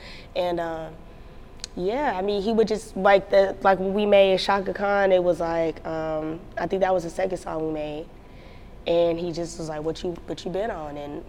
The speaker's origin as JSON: {"language": "English", "region": "North Carolina", "country": "United States", "said": "Like, you gotta come to LA, like, where are you from? And I was like, North Carolina, but it just so happened that I was going out there in a couple of weeks."}